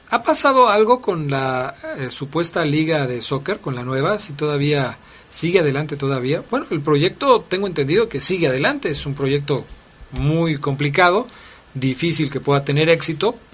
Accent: State of Mexico, Mexico; Soy del Estado de México, estoy de visita en eh, León el día de hoy

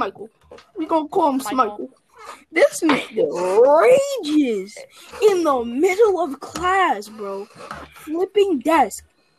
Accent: New York, United States; As a New Yorker

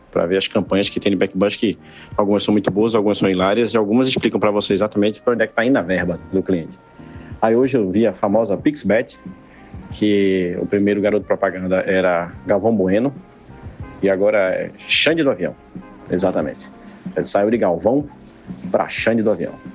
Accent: Guadalupe, Piauí, Brazil; eu nasci em Guadalupe, no Piauí

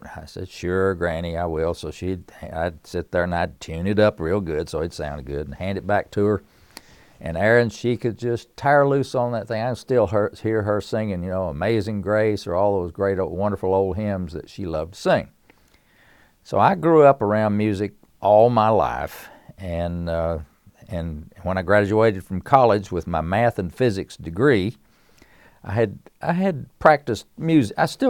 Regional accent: Erwin, Tennessee, United States; now in Winston-Salem, United States; I live in Winston-Salem, North Carolina. I was born and raised in East Tennessee, a little mountain town in Upper East Tennessee called Irwin, and born in the hills of Tennessee to a family that loved music.

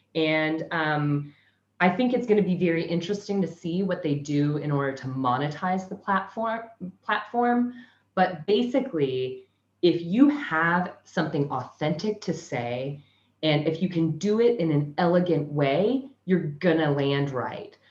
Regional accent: Kansas, United States; now in Sunshine Coast, Australia; I'm originally from Kansas, but I currently live in Sunshine Coast, Australia.

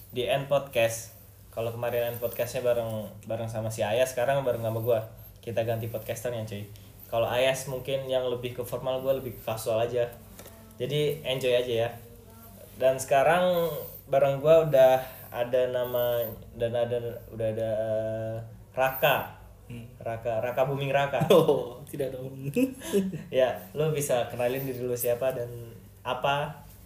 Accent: Cilegon, Banten, Indonesia; moved away as an adult; now in Sudan; gue asli dari Cilegon Banten

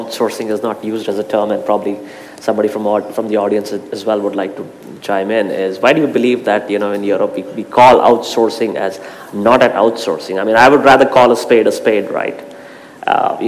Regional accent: India; I'm from India

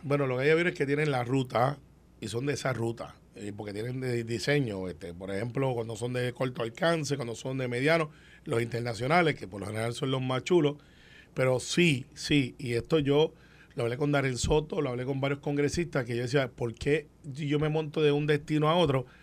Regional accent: Puerto Rico; como puertorriqueños

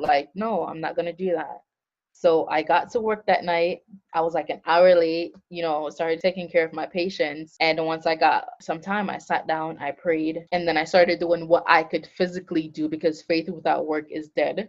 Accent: Montego Bay, Jamaica; also born or lived in Florida / New Jersey; now in Atlanta, United States; I am currently located in Atlanta, Georgia, um, but I'm originally from Montego Bay, Jamaica

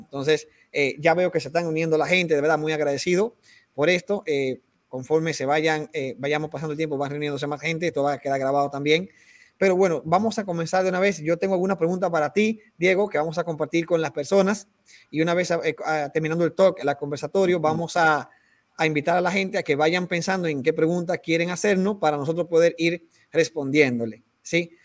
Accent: Peru; como decimos aquí en Perú

